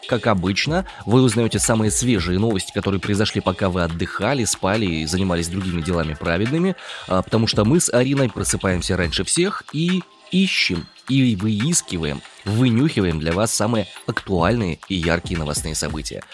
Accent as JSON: {"language": "Russian", "town": "Omsk", "region": "Omsk Oblast", "country": "Russia", "tie": "born or raised there", "said": "Я из Омска родом."}